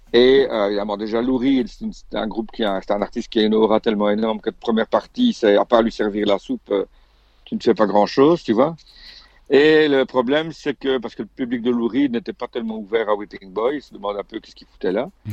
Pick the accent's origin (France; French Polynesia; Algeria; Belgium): Belgium; moved away as an adult; chez nous en Belgique